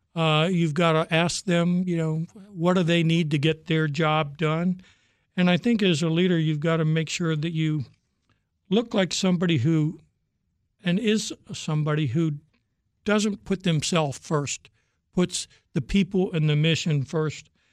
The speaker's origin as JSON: {"language": "English", "region": "Virginia", "country": "United States", "tie": "born or raised there", "also_born_or_lived": "Norfolk, Virginia", "said": "I'm a Virginia boy my whole life."}